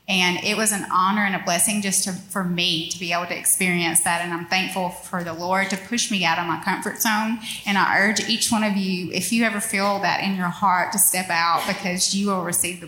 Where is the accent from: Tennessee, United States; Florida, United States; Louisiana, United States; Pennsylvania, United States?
Louisiana, United States; Union Parish; moved away as an adult; also born or lived in North Monroe, Louisiana; now in Monroe, United States; I'm from Union Parish. And we made it to North Monroe when our children went to school.